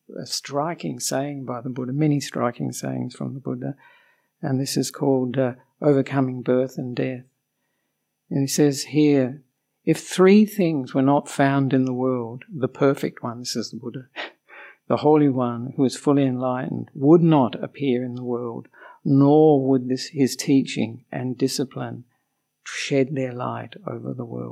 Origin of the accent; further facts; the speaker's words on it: Australia; moved away as an adult; also born or lived in Melbourne, Australia; now in Sri Lanka; I'm an Australian monk